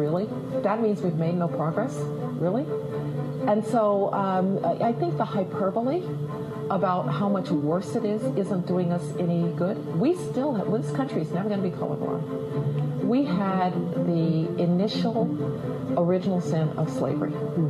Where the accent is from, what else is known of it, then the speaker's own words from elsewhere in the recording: Alabama, United States; I grew up in Jim Crow Alabama.